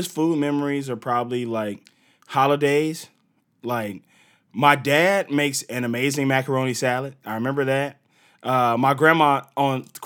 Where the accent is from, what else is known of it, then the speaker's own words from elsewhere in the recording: Gulf Coast, United States; I'm from the Gulf Coast, so I'm about an hour and a half away from New Orleans.